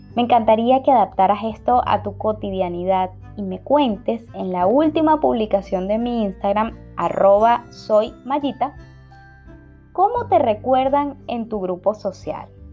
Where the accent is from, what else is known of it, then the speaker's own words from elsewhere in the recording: Venezuela; now in Spain; Soy una venezolana viviendo en España